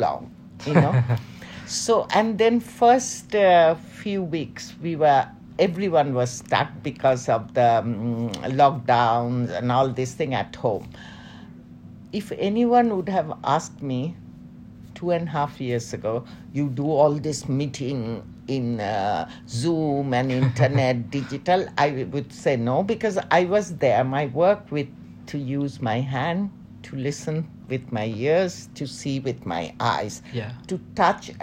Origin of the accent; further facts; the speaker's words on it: Dhaka, Dhaka Division, Bangladesh; moved away as an adult; also born or lived in Chattogram, Bangladesh / London, United Kingdom / Milan, Italy; my mother is from Dhaka. My father is from North Bengal, Rangpur, now the Nilphamari district. Okay. And I stayed, I think, when I was around 2 years, we came to Dhaka. I was brought up in Dhaka, in old Dhaka.